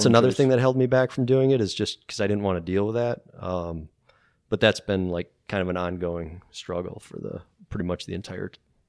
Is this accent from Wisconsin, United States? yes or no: yes; Wisconsin, United States; I'm from Wisconsin.